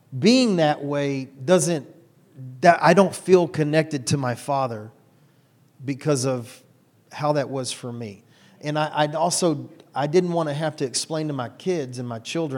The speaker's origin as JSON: {"language": "English", "town": "Houston", "region": "Texas", "country": "United States", "tie": "born or raised there", "said": "I'm 100% white boy from right here in Houston"}